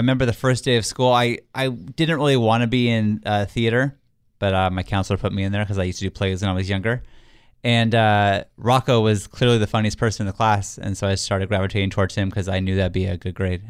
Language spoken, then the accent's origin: English; Santee, California, United States; if we're like in Florida, we say San Diego because no one knows what Santee is.